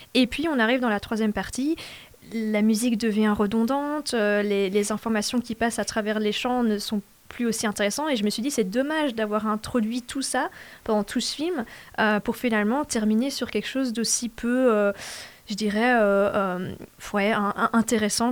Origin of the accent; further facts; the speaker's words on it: Belgium; je suis à moitié euh, flamande, à moitié francophone.